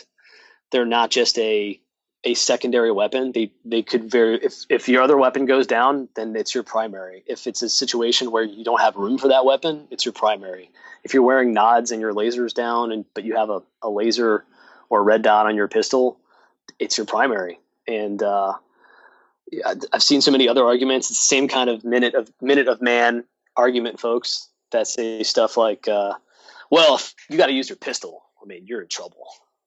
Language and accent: English; New York, United States; And you and I talked about how I'm originally from New York.